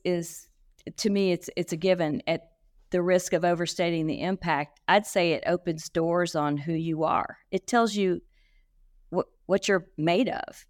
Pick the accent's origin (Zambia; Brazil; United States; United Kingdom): United States; Shreveport and New Orleans, Louisiana; moved away; also born or lived in Texas; I grew up straddling Shreveport in New Orleans